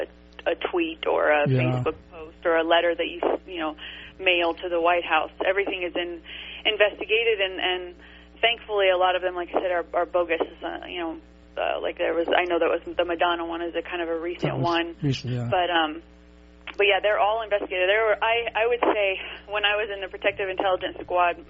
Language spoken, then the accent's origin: English; High Desert, Southern California, United States; I grew up in Southern California in what's called the High Desert